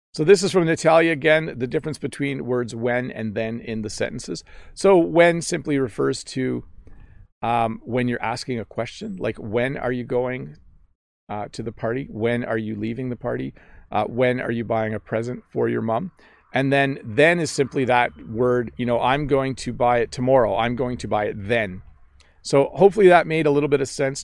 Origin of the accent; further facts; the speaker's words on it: Canada; accent: Canadian; I have a Canadian accent